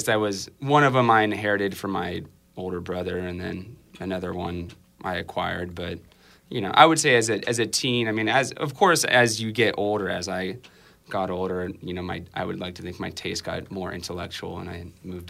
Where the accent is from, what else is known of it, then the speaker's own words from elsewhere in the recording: Santa Ana, California, United States; Santa Ana.